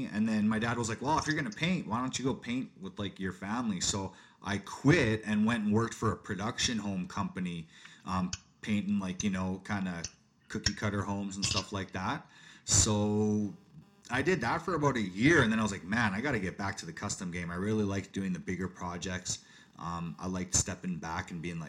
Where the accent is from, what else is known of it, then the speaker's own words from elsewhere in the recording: Calgary, Alberta, Canada; I was born and raised in Calgary, Alberta, Canada.